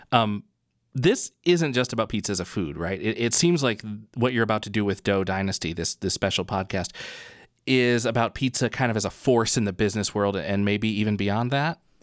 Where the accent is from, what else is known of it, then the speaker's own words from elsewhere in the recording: Downriver, Michigan, United States; I'm a kid from downriver